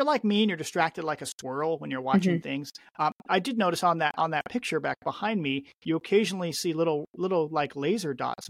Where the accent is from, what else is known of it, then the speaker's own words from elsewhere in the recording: Chehalis, Washington, United States; where I grew up in Chehalis, which is notorious for flooding on the Chehalis River and the Nawakam River